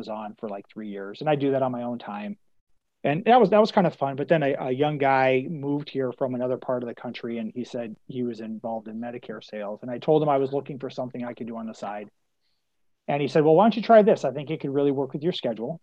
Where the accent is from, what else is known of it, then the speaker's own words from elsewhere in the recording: Spokane, Washington, United States; also born or lived in West Michigan; now in Phoenix, United States; living in Phoenix compared to growing up in Spokane or living in West Michigan